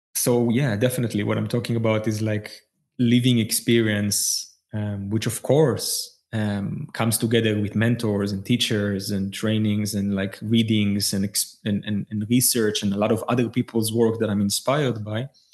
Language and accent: English; Israel; I was born in Israel.